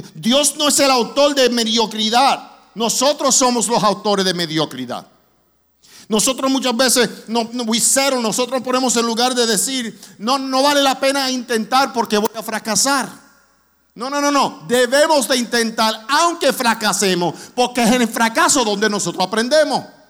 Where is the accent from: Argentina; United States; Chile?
United States; New York City, New York; also born or lived in Orlando, Florida; now in Springfield, Missouri, United States; yo me crié en la iglesia en Brooklyn